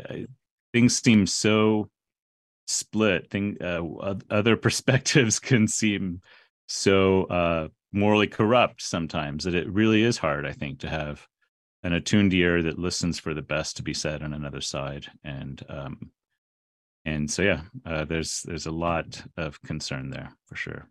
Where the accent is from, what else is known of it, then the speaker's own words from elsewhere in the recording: San Antonio, Texas, United States; I grew up in San Antonio, Texas